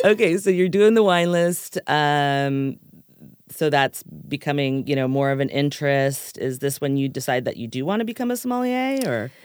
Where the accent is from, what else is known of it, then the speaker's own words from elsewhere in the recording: Los Angeles, California, United States; I was from Los Angeles